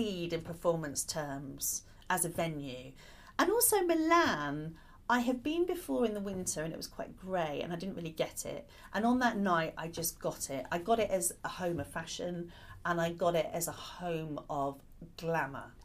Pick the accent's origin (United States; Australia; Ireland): Ireland; moved away; I grew up partly in Ireland